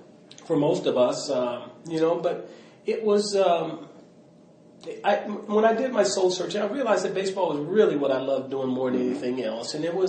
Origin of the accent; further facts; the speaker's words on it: Mobile, Alabama, United States; born there; So, you know, it was interesting because I was born in Mobile, Alabama.